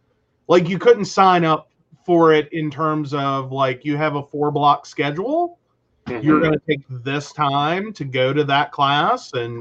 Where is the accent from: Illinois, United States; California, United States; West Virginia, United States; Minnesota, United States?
West Virginia, United States; Mercer County; born or raised there